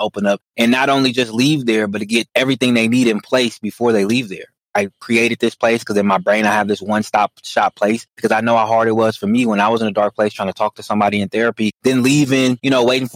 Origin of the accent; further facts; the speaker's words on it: Oakland, California, United States; Born and raised in Oakland, California